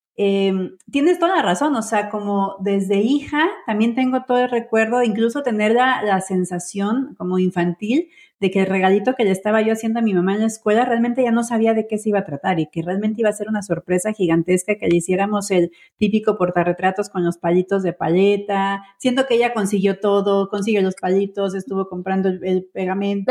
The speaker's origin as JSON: {"language": "Spanish", "country": "Mexico", "said": "yo soy mexicana"}